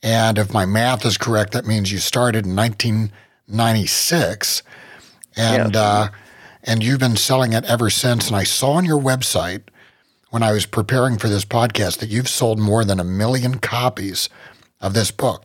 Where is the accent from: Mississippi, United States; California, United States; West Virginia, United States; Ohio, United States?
West Virginia, United States; I come from West Virginia